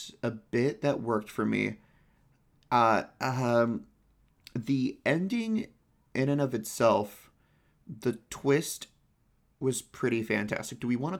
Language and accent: English; Florida, United States; I'm from Florida. People can't tell the difference.